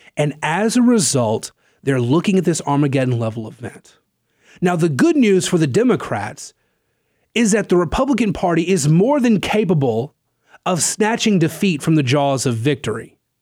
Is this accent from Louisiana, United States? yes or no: yes; Natchitoches, Louisiana, United States; I'm from Natchitoches